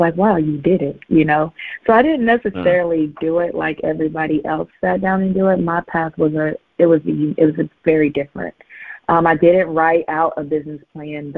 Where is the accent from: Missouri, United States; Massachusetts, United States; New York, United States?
Missouri, United States; Southeast; I'm from Missouri, from Southeast Missouri